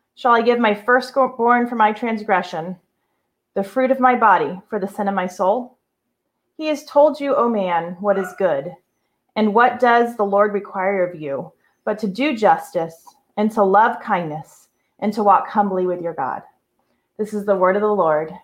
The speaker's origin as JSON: {"language": "English", "country": "United States", "said": "as a pastor, as a husband, as a father, as an American"}